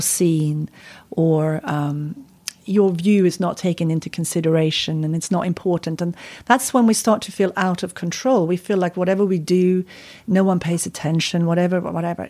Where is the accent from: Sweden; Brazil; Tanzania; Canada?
Sweden; moved away as an adult; also born or lived in California, United States; now in United Kingdom; I'm from Sweden. It's cold